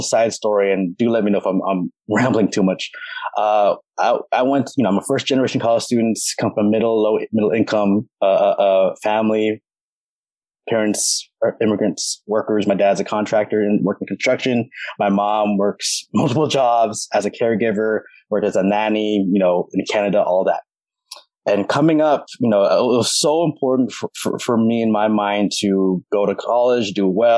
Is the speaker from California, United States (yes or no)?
yes; Hayward, California, United States; I'm from Hayward, California